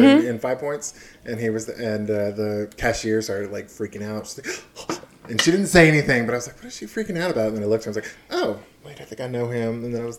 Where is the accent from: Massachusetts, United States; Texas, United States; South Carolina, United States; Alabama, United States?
Texas, United States; because I grew up in Texas